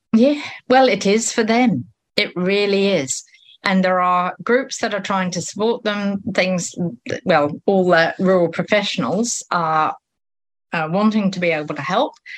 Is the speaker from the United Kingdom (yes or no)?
yes; United Kingdom; now in New Zealand; I'm British